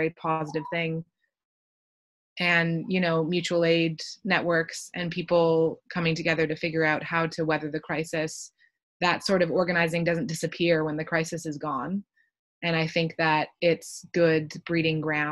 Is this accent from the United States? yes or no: no; Canada; accent: Canadian; if you can't tell from my accent, I'm from Canada